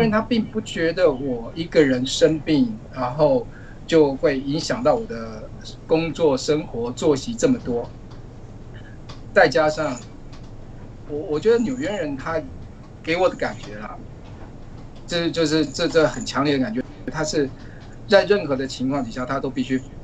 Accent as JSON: {"language": "Chinese", "country": "Taiwan", "also_born_or_lived": "Norway", "moved": "as an adult", "lives_now": "New York, United States", "said": "因为我来自台湾，我们曾经有过 SARS 的这个经验"}